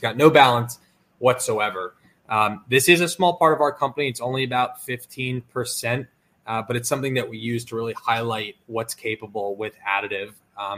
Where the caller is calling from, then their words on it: New Jersey, United States; We're based out of Northern New Jersey